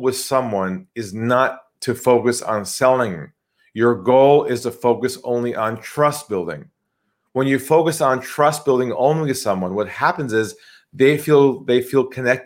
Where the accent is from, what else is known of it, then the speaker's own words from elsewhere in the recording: California, United States; accent: US; moved away as an adult; now in Sydney, Australia; I'm from California originally